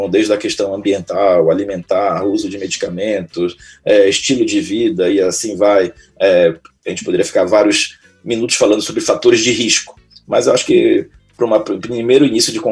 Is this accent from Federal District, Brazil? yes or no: no; Belém, Pará, Brazil; also born or lived in São Paulo; eu casei em São Paulo, minha esposa é paulista, né, e acabei, como eu sou natural de Belém, acabei voltando para fincar minhas, meus conhecimentos aqui e ajudar o povo paraense